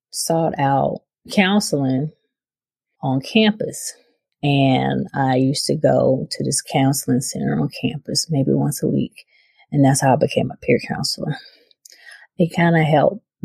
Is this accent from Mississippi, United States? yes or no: yes; Brookhaven, Mississippi, United States; moved away as an adult; also born or lived in Philadelphia; as I was a child growing up in Brookhaven, Mississippi, we moved there when I was 8